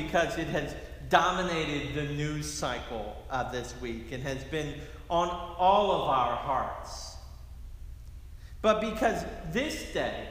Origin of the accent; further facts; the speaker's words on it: Philadelphia, Pennsylvania, United States; my hometown of Philadelphia